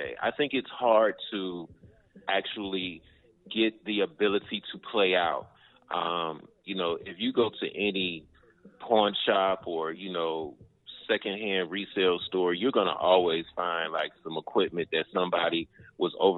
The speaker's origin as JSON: {"language": "English", "town": "Chicago", "region": "Illinois", "country": "United States", "tie": "born or raised there", "moved": "yes", "lives_now": "Atlanta, United States", "said": "Born and raised in Chicago. I have been here in Atlanta for umpteen years"}